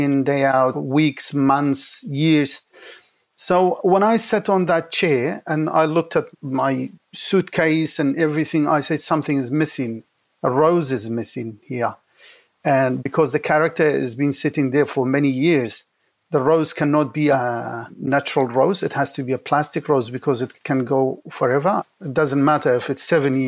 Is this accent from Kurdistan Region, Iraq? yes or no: yes; Kurdish from Iraq, Kurdistan Region, Iraq; now in Sydney, Australia; I'm originally Kurdish from Iraq